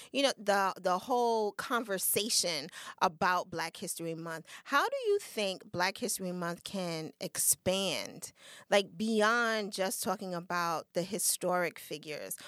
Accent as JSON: {"language": "English", "country": "United States", "said": "we're American."}